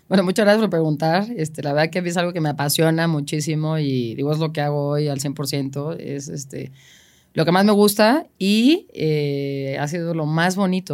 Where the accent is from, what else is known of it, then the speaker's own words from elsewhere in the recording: Mexico; soy la única mexicana, tengo presencia allá